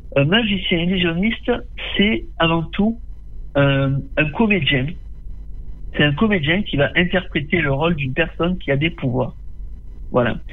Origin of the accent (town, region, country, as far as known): Tarascon, Provence-Alpes-Côte d'Azur, France; born or raised there